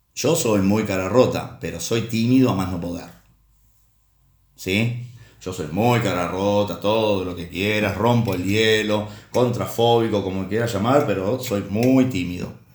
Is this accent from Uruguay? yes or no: yes; Uruguay; de Uruguay, el país de donde soy.